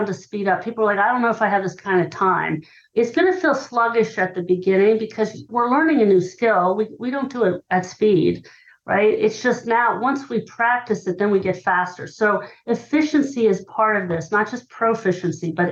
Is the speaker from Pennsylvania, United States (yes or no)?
yes; Hershey, Pennsylvania, United States; I grew up in Hershey, Pennsylvania.